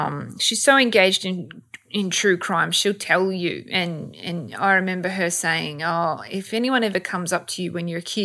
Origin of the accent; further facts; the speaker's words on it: Sydney, New South Wales, Australia; I'm from Bankstown, you know, I'm from Sydney's West and I went to a public high school